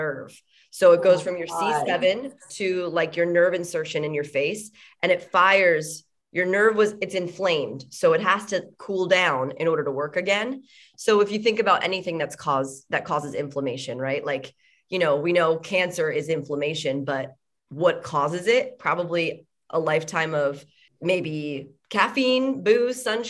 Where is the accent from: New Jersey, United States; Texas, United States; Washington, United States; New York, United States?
New Jersey, United States; moved away as an adult; now in California, United States; I'm from New Jersey